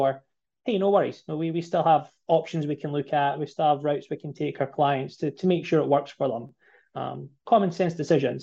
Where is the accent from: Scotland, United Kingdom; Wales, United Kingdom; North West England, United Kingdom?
Scotland, United Kingdom; Musselburgh; accent: Scottish brogue; moved away as an adult; now in South Shore of Boston, United States; I was actually born and bred in Scotland. Been in the States now since 2016, so the accent's still pretty strong.